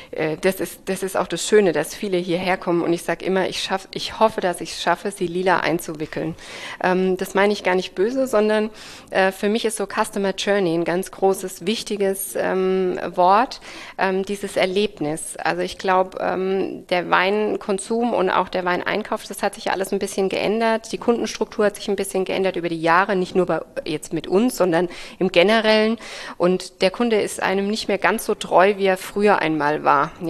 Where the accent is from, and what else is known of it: Rhineland-Palatinate, Germany; born or raised there; also born or lived in Geisenheim, Germany